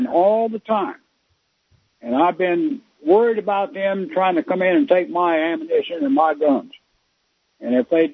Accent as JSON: {"language": "English", "town": "Tampa", "region": "Florida", "country": "United States", "said": "I'm originally from Tampa, Ybor City"}